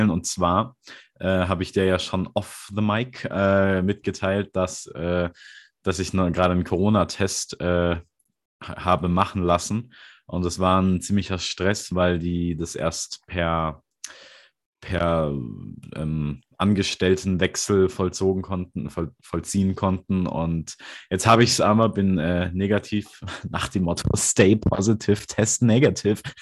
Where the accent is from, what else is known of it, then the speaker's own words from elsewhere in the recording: Hamburg, Germany; Das sage ich 24 in Hamburg, wo ich herkomme.